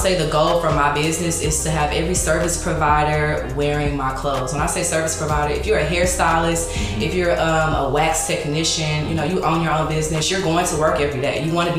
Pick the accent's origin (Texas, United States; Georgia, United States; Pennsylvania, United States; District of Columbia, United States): Texas, United States; Missouri City; Mm-hmm. I am from Houston, Texas, Missouri City to be specific.